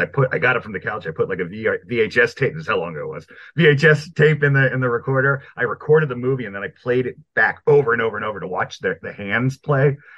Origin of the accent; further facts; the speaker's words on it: Maryland, United States; also born or lived in Brooklyn, New York; I'm from Brooklyn, New York originally. I was pretty young when we moved out of there, so I'm really I've been living in Maryland uh, since like ten years